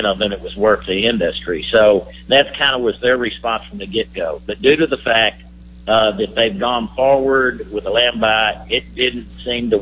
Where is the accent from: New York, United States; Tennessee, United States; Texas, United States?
Texas, United States; San Angelo; my hometown, San Angelo, Texas.